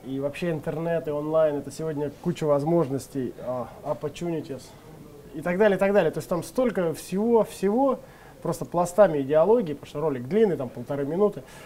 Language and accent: Russian; Leninsk-Kuznetsky, Kemerovo Oblast, Russia; moved away; в моем родном городе Ленинске Кузнецком